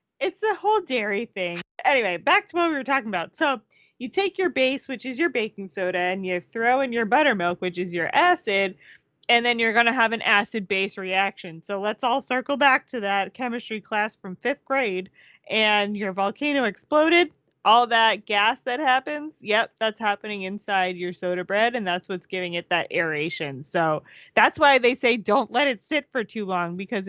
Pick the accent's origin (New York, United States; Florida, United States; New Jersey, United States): Florida, United States; okay, everyone, we grew up in Florida. Cold for us is like, what, 40 degrees? Maybe like 50 degrees?